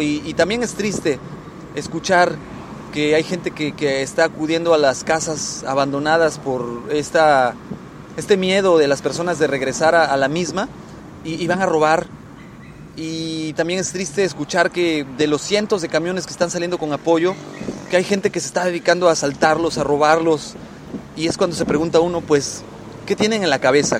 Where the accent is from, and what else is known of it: Mexico